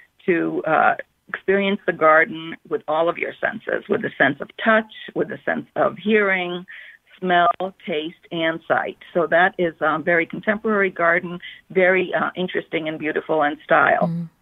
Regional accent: Bloomfield, Connecticut, United States; moved away as an adult; now in Massachusetts, United States; That's right. I grew up in Bloomfield. And then I moved to Massachusetts after college, so I'm quite familiar with Connecticut.

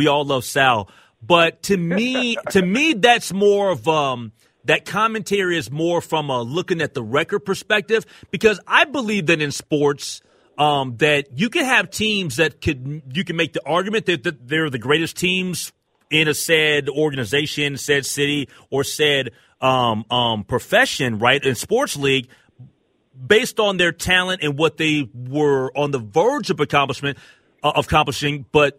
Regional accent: Minnesota, United States; moved away as an adult; also born or lived in Kansas City; Before coming back home, I'm a Minnesotan, Ike, so I came back home here at the end of 2018. Before the 5.5 years prior to that, I was living in Kansas City

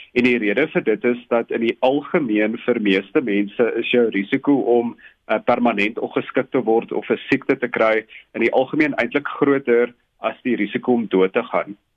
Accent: South Africa; ons as Suid-Afrikaners

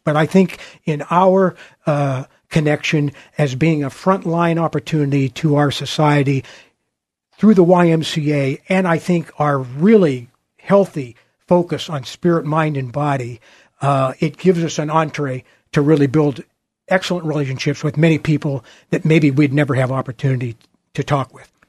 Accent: Portland, Oregon, United States; also born or lived in New York City, United States; I, uh, grew up on a farm, uh, just, uh, uh, in West Portland, uh, kind of in the Bethany, West Union area

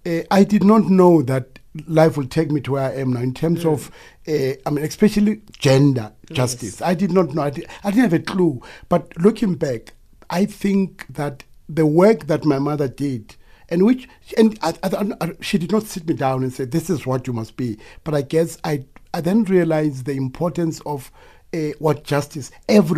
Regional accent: Sharpeville, Gauteng, South Africa; being part of the struggle then in my hometown in Sharkville

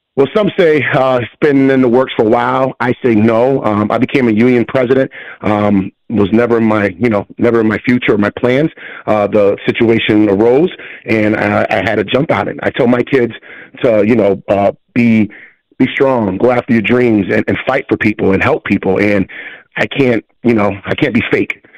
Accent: Hartford, Connecticut, United States; born and bred in Hartford

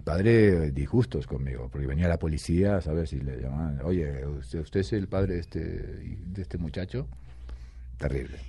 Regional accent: Rosario, Santa Fe, Argentina; moved away; also born or lived in Buenos Aires, Argentina; yo eh, de Rosario, pero digamos que soy de Buenos Aires, porque Rosario nací, pero luego toda mi carrera la hice en, Buenos Aires

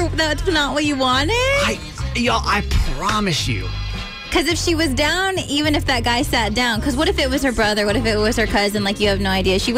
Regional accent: New Freedom, Pennsylvania, United States; I'm from New Freedom.

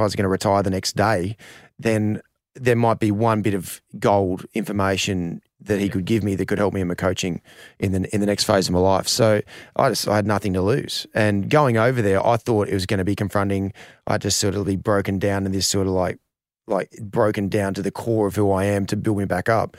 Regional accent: Australia; as an Australian cricketer

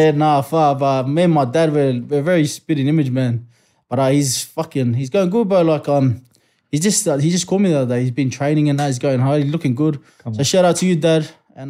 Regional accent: Sydney, New South Wales, Australia; also born or lived in New Zealand; So, I moved to Riverwood. I moved here from NZ when I was about fucking very young, boy, maybe 4 or 5. Mm. Moved straight to Riverwood, lad. And growing up in Riverwood, bro, I loved it, you know. Homely, like very multicultural.

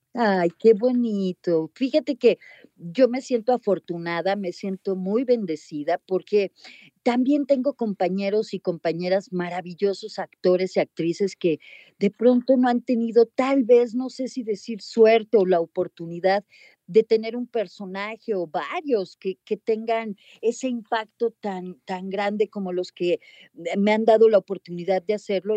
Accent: Mexico; accent: Mexican; also born or lived in United States; yo hablaba inglés, pero, pero pues mexicano

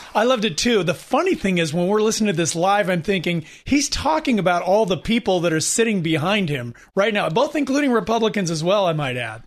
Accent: California, United States; we're from California

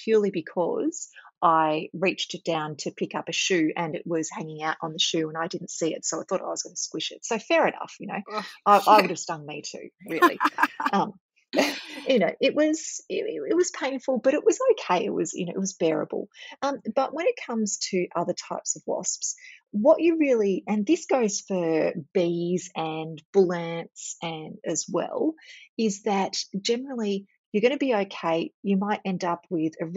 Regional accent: Victoria, Australia; I'm from Victoria

